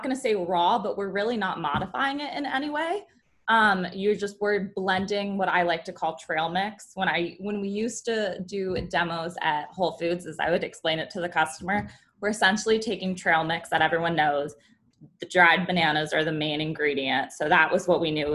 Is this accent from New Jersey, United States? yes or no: no; Colorado, United States; now in Washington, DC, United States; I grew up in Colorado before coming to DC